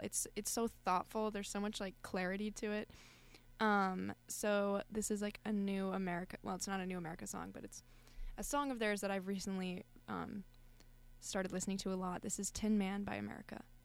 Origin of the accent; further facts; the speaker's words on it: Colorado, United States; moved away; I'm from Colorado.